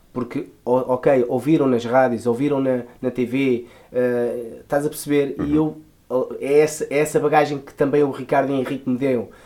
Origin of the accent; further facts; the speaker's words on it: Lisbon, Portugal; eu venho de um bairro muito típico de Lisboa, né? Eh, venho da Moraria.